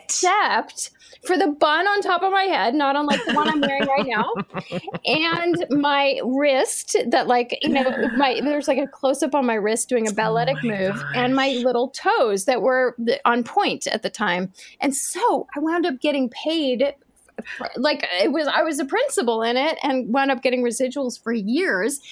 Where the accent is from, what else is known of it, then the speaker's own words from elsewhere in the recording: New York, United States; I grew up in New York